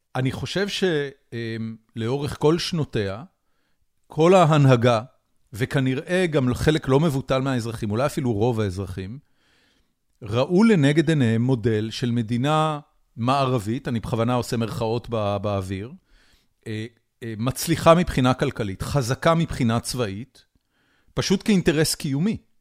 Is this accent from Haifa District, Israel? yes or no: yes; Haifa, Haifa District, Israel; אני גדלתי בחיפה, אה, ברחוב שמשון על הכרמל